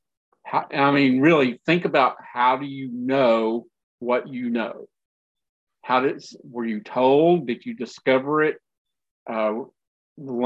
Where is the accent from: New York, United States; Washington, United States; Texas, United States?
Texas, United States; West; I grew up in West Texas